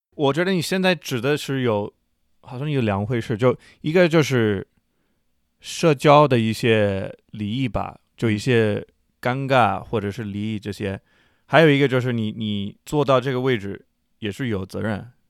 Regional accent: United States; 作为美国人

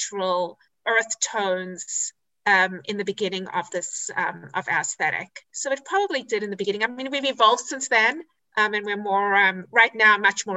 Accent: South Africa; also born or lived in Israel; now in United States; I grew up in South Africa, as you can hear from my accent, and in Israel.

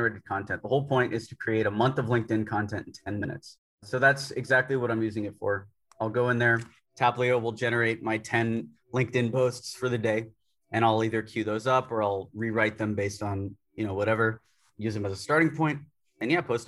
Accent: Tampa, Florida, United States; moved away as an adult; now in New Delhi, India; I was born in Tampa, Florida

